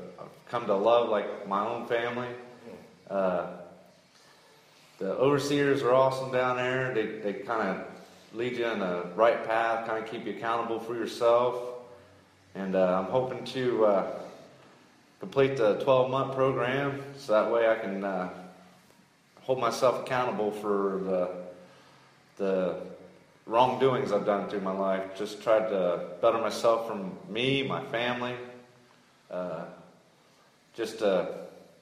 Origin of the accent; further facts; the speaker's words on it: Circleville, Ohio, United States; I'm from Circleville.